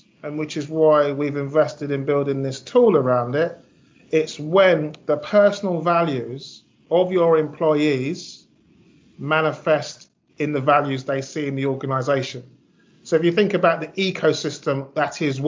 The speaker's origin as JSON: {"language": "English", "region": "London", "country": "United Kingdom", "tie": "born or raised there", "also_born_or_lived": "Ghana", "said": "I'm from South London. You know, I went to a local comp."}